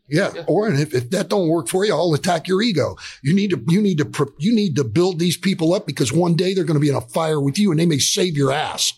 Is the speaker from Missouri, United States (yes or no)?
no; South Florida, United States; We're both from South Florida.